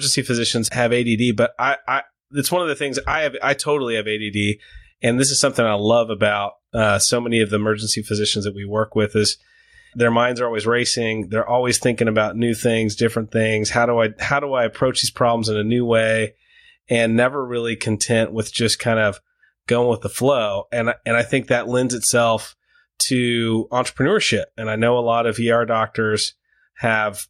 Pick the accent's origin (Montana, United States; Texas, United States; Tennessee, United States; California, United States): Texas, United States; El Paso; I grew up in El Paso, Texas